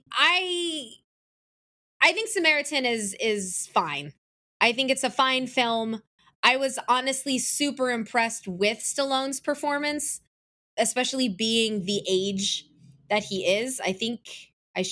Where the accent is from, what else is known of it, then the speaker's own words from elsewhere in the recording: Atlanta, Georgia, United States; my hometown of Atlanta